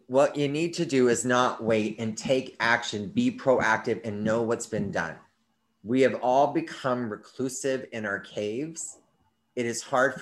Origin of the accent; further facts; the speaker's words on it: United States; we, as the American people